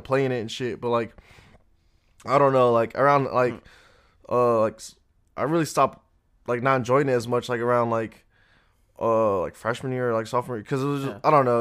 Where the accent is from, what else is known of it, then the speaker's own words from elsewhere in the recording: Phoenix, Arizona, United States; I'm from South Phoenix, and like yeah. I like lived there my whole life